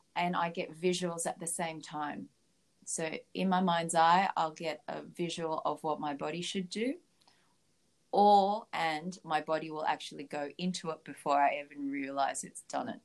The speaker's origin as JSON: {"language": "English", "country": "Philippines", "tie": "born or raised there", "moved": "yes", "lives_now": "Australia", "said": "I was born in Philippines, so I was a very strict Catholic back then"}